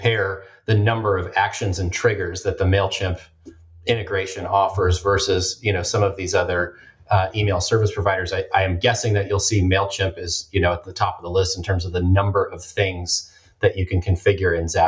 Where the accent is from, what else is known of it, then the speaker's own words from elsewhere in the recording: Portland, Oregon, United States; my hometown of Portland, Oregon